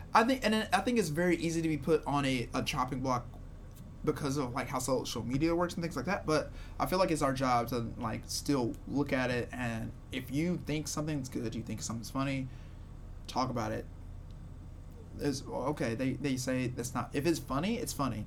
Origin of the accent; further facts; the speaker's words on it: Shreveport, Louisiana, United States; I'm from Shreveport